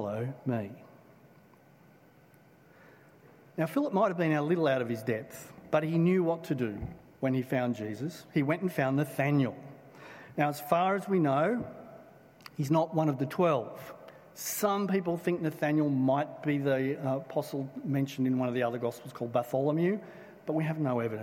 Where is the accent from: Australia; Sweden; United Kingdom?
Australia; Blacktown, New South Wales; I grew up in Blacktown